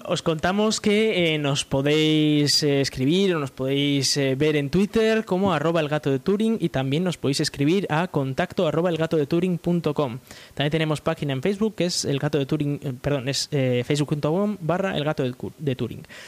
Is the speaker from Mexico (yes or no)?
no; Spain; en España pues eh, tenemos ahora una empresa